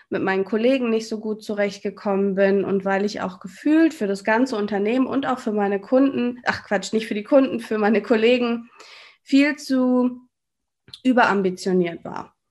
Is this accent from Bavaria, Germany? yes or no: no; North Rhine-Westphalia, Germany; das hast du schon gesagt. Ich bin 34 Jahre alt und ich komme aus NRW. Ich wohne in der Nähe von Düsseldorf, in einem kleinen Städtchen namens Willig.